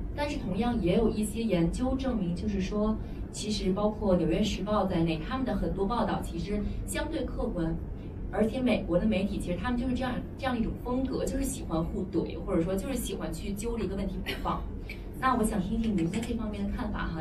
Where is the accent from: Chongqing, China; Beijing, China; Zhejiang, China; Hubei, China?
Beijing, China; moved away as an adult; also born or lived in London; now in New York, United States; 然后我是啊来自北京，之前是本科是中国人民大学读的新闻